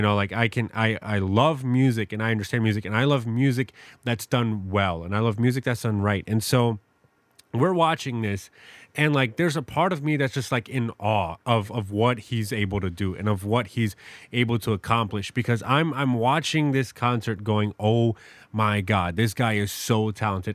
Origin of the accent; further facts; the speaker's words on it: New York City, New York, United States; now in Madison, United States; I grew up in New York City